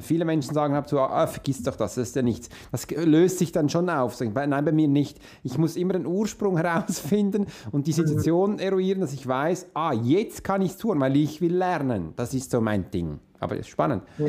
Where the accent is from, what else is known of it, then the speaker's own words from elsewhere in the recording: Switzerland; ich bin Schweizer, wie für uns Hochdeutsch zu sprechen ist nicht so einfach, weil wir ganz anders reden